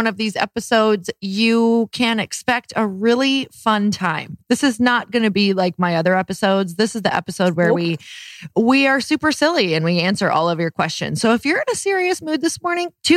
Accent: Midwest, United States; moved away; growing up in the Midwest.

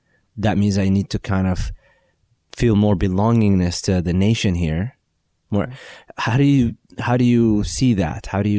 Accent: United States; okay, we're an ummah, we're all one, but at the same time, we're American.

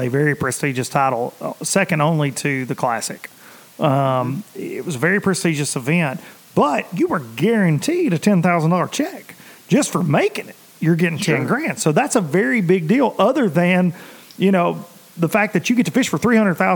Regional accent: Tennessee, United States; I'm a redneck from Tennessee

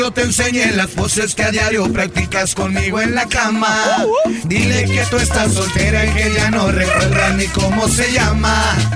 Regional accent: Querétaro, Mexico; Soy de Querétaro.

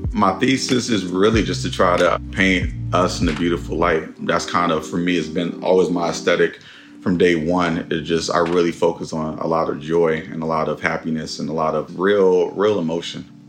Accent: Oakland, California, United States; 96 and Sunnyside. That's um yeah, stomping grounds.

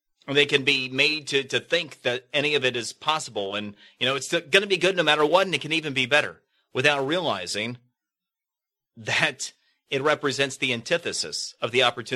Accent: Florida, United States; In Florida, one of the debates that's been going on, my home state

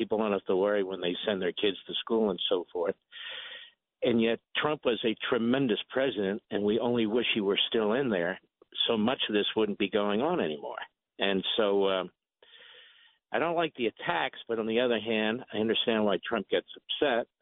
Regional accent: Philadelphia, Pennsylvania, United States; I'm from Philadelphia

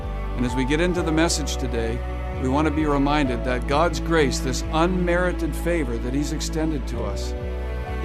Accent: New England, United States; where I grew up in New England

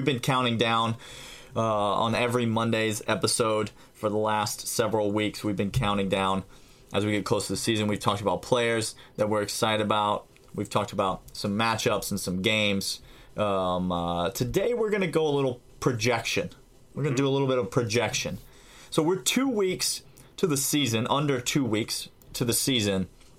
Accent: Atlanta, Georgia, United States; now in Nashville, United States; Look, I grew up in Atlanta, the Atlanta area. I currently live in Nashville. And so I've been, the SEC basketball tournament has been in my hometown for quite some time

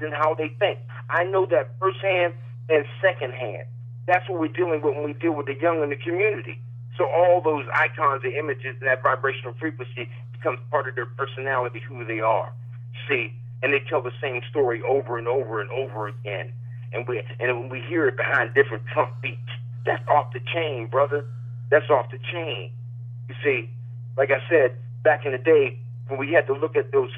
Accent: East Coast, United States; when I grew up in the East Coast

